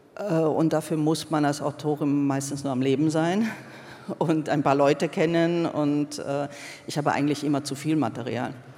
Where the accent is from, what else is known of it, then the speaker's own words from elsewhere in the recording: Hungary; moved away; bin zwar in Ungarn aufgewachsen